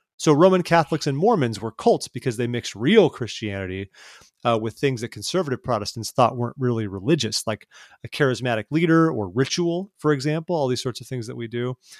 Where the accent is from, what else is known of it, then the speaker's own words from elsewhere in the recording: California, United States; I grew up in California